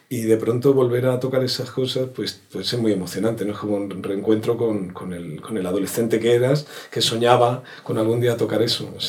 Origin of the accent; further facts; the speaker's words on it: Córdoba, Andalusia, Spain; Y nada, nos vinimos a vivir aquí, ha sido un, acierto. Aparte de lo del frío, que yo soy de Córdoba, imagínate